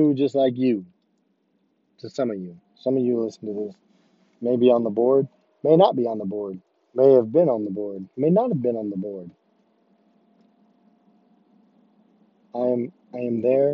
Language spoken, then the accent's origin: English; Rich Hill, Missouri, United States; I'm from Rich Hill